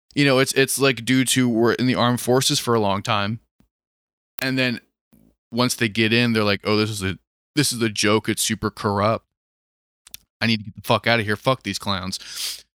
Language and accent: English; Maryland, United States; I was from Maryland